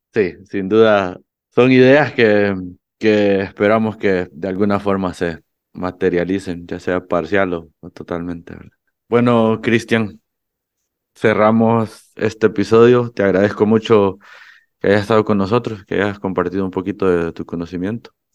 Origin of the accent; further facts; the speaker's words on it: Honduras; en Honduras, que tenemos sol todo el día